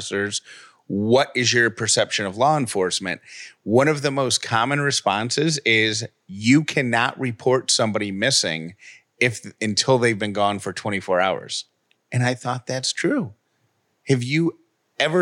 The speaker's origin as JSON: {"language": "English", "town": "Syracuse", "region": "New York", "country": "United States", "tie": "born or raised there", "moved": "yes", "said": "when I was a kid growing up in Syracuse, New York"}